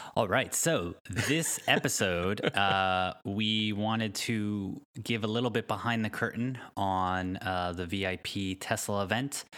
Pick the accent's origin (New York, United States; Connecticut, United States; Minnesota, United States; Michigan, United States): Connecticut, United States; now in Palo Alto, United States; I grew up in Connecticut